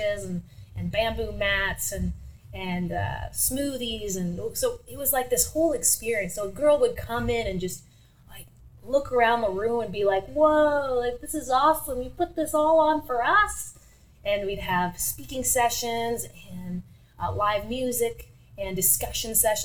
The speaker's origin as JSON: {"language": "English", "town": "Sudbury", "region": "Ontario", "country": "Canada", "tie": "born or raised there", "said": "I was born and raised here in Sudbury"}